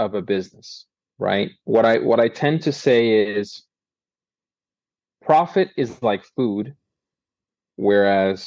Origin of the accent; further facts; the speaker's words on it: Boston, Massachusetts, United States; I grew up in Boston. I'm a Bostonian by birth